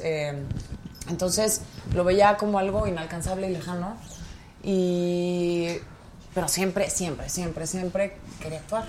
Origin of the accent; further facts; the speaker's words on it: Pachuca, Hidalgo, Mexico; yo soy de Pachuca, Hidalgo